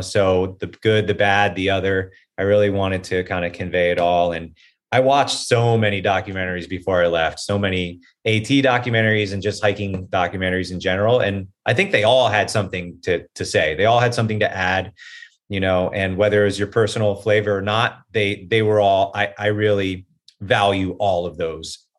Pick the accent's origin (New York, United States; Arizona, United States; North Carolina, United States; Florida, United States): Florida, United States; Hollywood; moved away as an adult; also born or lived in Gainesville, Florida / Venice Beach, California; now in Los Angeles, United States; I'm from Hollywood, Florida. So I grew up in Hollywood, Florida